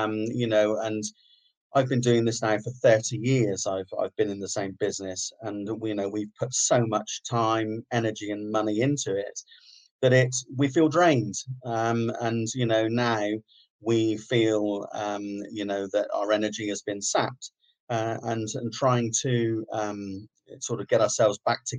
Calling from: Sidmouth, South West England, United Kingdom; I'm calling from the Clock Tower in Sidmouth.

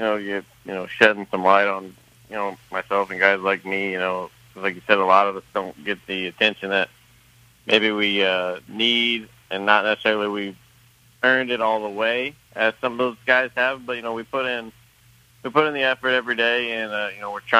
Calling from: Louisville, Kentucky, United States; I'm in Louisville.

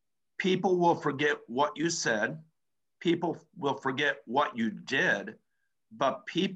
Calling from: Los Angeles, California, United States; I'm proud to say that I'm coming in from Los Angeles, California right now.

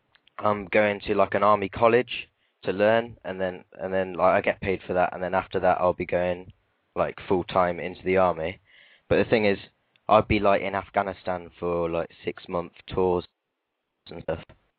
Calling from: Stratford-upon-Avon, West Midlands, United Kingdom; Yeah, yeah. Near Stratford, which is where Shakespeare was born, so yeah.

